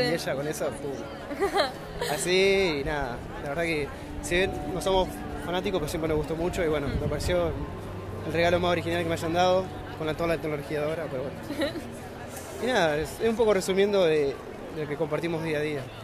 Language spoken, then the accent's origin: Spanish; La Plata, Buenos Aires Province, Argentina; yo soy de La Plata